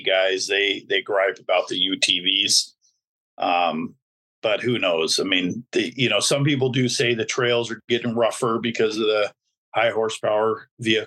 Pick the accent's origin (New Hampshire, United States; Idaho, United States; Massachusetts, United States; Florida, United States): Idaho, United States; Boise; my hometown of Boise, Idaho